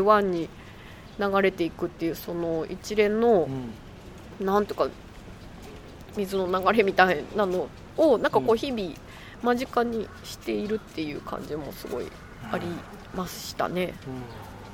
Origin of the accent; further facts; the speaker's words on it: Shiga, Japan; 私滋賀県の出身なので